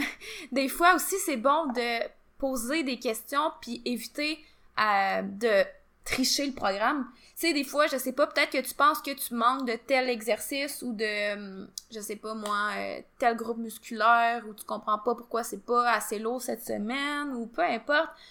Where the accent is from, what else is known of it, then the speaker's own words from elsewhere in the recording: Quebec, Canada; nous, on est du Québec